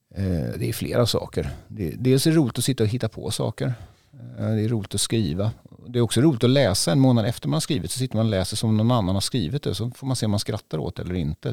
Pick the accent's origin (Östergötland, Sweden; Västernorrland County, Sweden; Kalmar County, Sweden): Kalmar County, Sweden; Västervik; now in Stockholm, Sweden; jag är ju född i Västervik och har barndomskompisar här